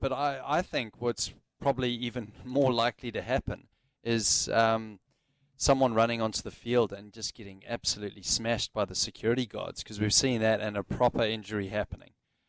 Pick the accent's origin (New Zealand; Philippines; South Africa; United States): South Africa; Johannesburg, Gauteng; like it used to be at the Wanderers Stadium with me growing up in Johannesburg.